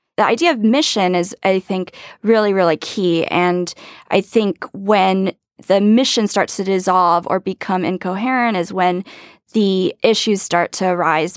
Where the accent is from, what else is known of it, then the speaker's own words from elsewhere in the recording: Hawaii, United States; it's my home state